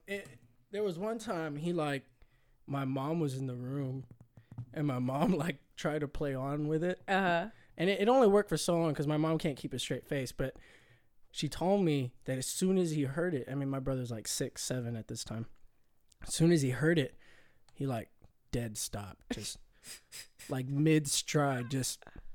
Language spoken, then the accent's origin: English; Virginia Beach, Virginia, United States; born there; So originally, I was born in Virginia Beach, Virginia.